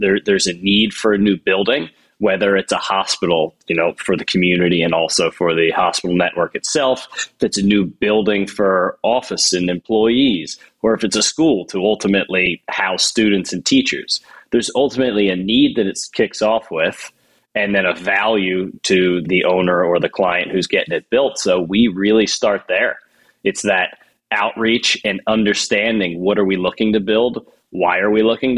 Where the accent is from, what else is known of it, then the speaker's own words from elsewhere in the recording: New Jersey, United States; moved away as an adult; also born or lived in California / Seattle; now in Philadelphia, United States; I'm originally from New Jersey, and I'm based out of Philadelphia now.